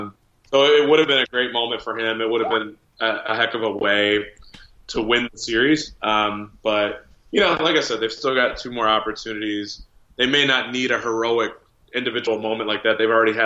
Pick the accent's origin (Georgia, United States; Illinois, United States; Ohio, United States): Illinois, United States; Chicago; I grew up in Chicago